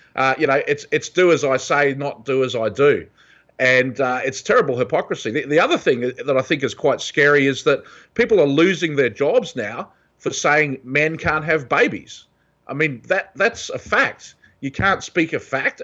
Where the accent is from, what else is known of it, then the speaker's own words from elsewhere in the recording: New Zealand; moved away as an adult; also born or lived in Australia / San Francisco, California; now in California, United States; I grew up in New Zealand